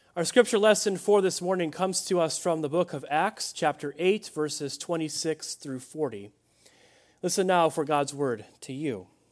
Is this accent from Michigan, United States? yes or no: no; Chicago, Illinois, United States; I grew up in Chicagoland, uh, in Illinois